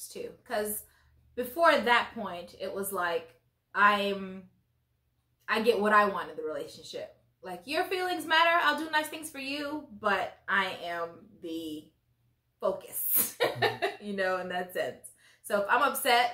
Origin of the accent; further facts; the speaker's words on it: Nigeria; I am Nigerian. Parents Nigerian. I was born in Nigeria.